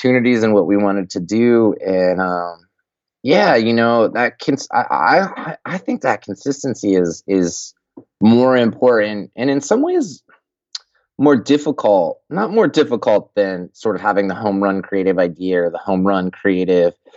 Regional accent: Colorado, United States; I'm from Colorado

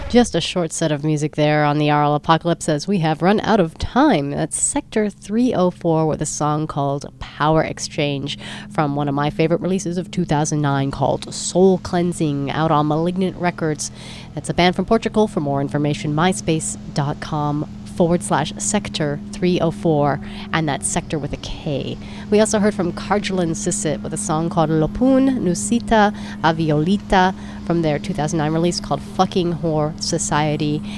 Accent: San Francisco, California, United States; San Francisco, my hometown

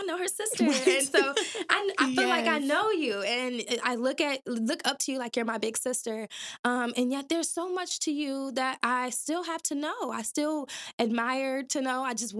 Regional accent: Detroit, Michigan, United States; now in Grand Rapids, United States; we are both transplants based in Grand Rapids, Michigan, but we're not from here. We are from Detroit City, okay?

